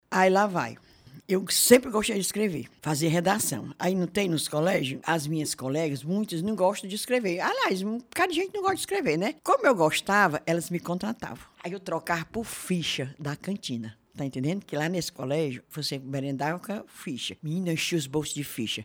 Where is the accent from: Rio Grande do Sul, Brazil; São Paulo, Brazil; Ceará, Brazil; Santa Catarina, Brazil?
Ceará, Brazil; Fortaleza; born or raised there; also born or lived in Crato, Ceará / Belo Horizonte, Minas Gerais